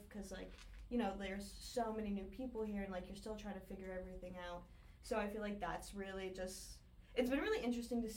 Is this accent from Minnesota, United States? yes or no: no; Northern New Jersey, United States; I'm from Northern New Jersey